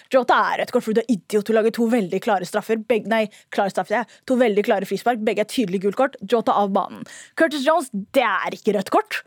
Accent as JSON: {"language": "Norwegian", "region": "Oslo", "country": "Norway", "tie": "born or raised there", "said": "Jeg er født og vokst i Oslo"}